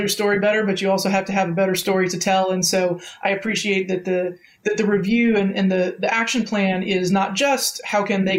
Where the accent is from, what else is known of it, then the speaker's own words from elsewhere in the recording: Sacramento, California, United States; I grew up in Sacramento